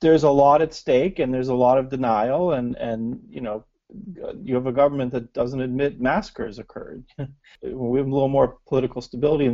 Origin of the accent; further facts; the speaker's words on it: United States; as an American